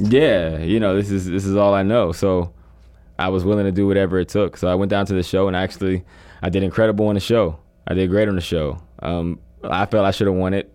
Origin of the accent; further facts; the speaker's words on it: Pennsylvania, United States; I'm from Pennsylvania area